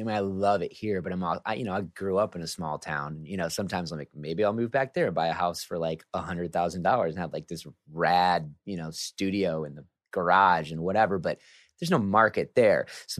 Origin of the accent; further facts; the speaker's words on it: Sioux City, Iowa, United States; now in Bay Area, United States; Sioux City, Iowa, my hometown.